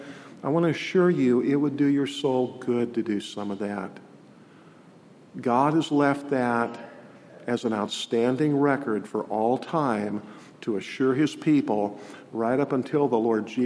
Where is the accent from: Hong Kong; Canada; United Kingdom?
United Kingdom; England; And we're English people. It's like it's given to us in our own language.